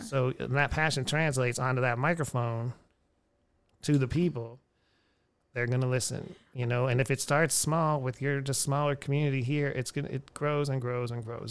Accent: Houston, Texas, United States; now in Austin, United States; I come from Houston, crazy people.

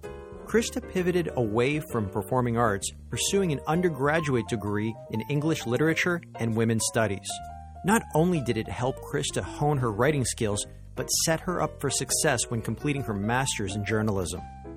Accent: Mississauga, Ontario, Canada; You and I are from the same hometown. So you were born and raised in Mississauga.

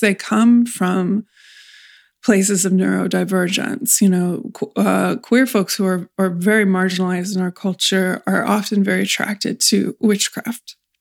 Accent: California, United States; I come from California

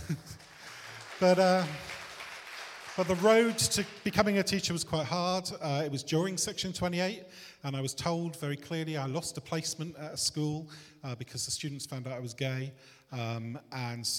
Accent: Bristol, South West England, United Kingdom; I was born in Bristol in a working class family just on the outskirts of Bristol.

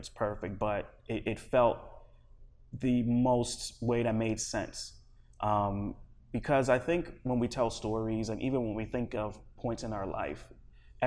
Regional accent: East Coast, United States; also born or lived in Liberia; now in Los Angeles, United States; I grew up primarily on the East Coast

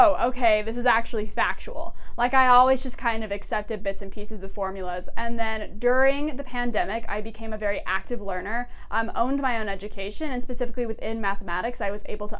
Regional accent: Utah, United States; I've lived in Utah my entire life, unfortunately, and I went to Venture High School, which is in a small rural community

